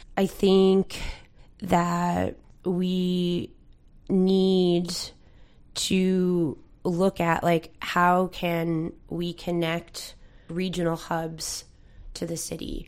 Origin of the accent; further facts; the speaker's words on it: a peninsula in Newfoundland, Newfoundland and Labrador, Canada; now in St. John's, Canada; I'm from the Iberian Peninsula, and, like, my grandmother, when she comes in for doctor's appointment, has to take a four-hour shuttle